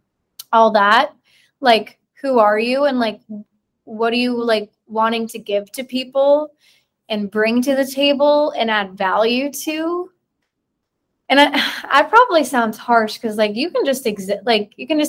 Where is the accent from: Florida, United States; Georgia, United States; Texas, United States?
Georgia, United States; born or raised there; moved away as an adult; now in Chattanooga, United States